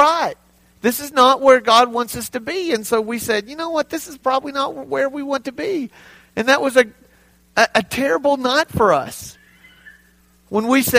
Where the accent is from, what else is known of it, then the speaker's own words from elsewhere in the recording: Texas, United States; moved away as an adult; now in Hobbs, United States; I'm from Texas, the great state